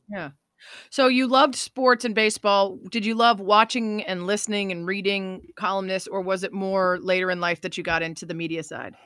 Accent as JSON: {"language": "English", "town": "Chicago", "region": "Illinois", "country": "United States", "tie": "born or raised there", "said": "my hometown of Chicago"}